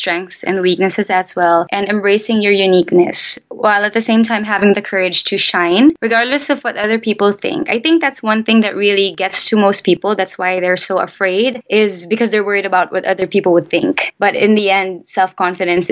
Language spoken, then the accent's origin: English; Philippines; I'm Filipino. I was born and raised here